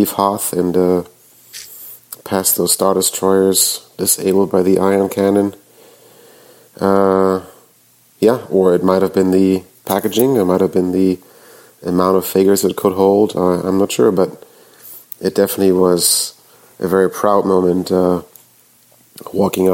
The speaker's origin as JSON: {"language": "English", "country": "Germany", "tie": "born or raised there", "moved": "yes", "lives_now": "Nashville, United States", "said": "I grew up in Germany"}